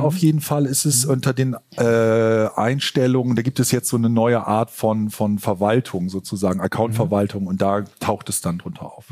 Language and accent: German; Northern Germany, Germany; als Norddeutscher